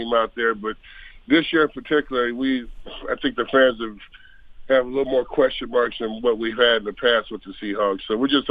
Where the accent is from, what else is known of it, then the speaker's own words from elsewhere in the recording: outside of Chicago, Indiana, United States; moved away; also born or lived in Seattle; I'm a kid who grew up on the outside of Chicago. I'm from Indiana. And I grew up right on the outside of Chicago.